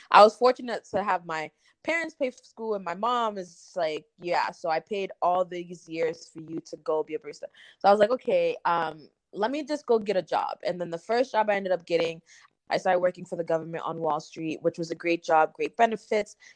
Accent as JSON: {"language": "English", "region": "Massachusetts", "country": "United States", "also_born_or_lived": "New York City", "moved": "as an adult", "said": "I'm originally from Massachusetts. Um, I guess we have the mutual friend Lily. Um, I'm, um, we're both from Massachusetts, I guess, and then we have um, I'm also of Caribbean descent. My parents are Haitian."}